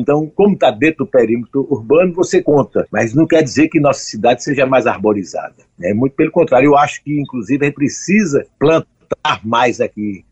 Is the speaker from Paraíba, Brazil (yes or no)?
yes; João Pessoa, Paraíba, Brazil; eu nasci em João Pessoa, porque estava faltando água em Campina Grande fazia cinco meses